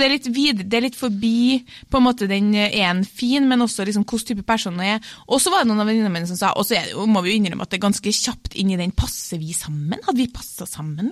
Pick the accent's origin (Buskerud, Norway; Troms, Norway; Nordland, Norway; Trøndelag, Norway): Trøndelag, Norway; jeg er trønder